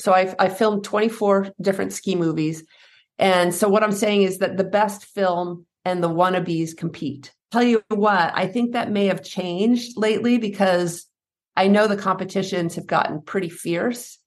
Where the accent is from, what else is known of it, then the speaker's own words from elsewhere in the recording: Henniker, New Hampshire, United States; I grew up in New Hampshire, uh, in a small town, Henniker, New Hampshire